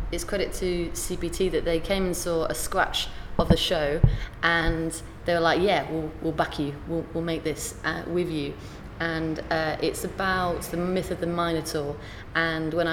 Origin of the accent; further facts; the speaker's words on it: York, Yorkshire and the Humber, United Kingdom; also born or lived in Derby; now in London, United Kingdom; I'm from York, I do a lot of work in Derby, or I live in London